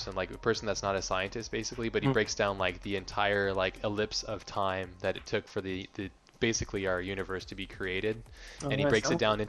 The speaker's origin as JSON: {"language": "English", "town": "Kailua-Kona", "region": "Hawaii", "country": "United States", "tie": "born or raised there", "said": "I grew up in Kailua, Kona"}